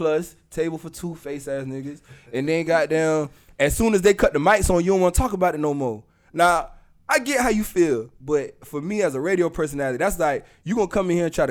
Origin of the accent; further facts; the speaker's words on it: the South, United States; accent: Southern; I'm from the South, too. I got an accent, too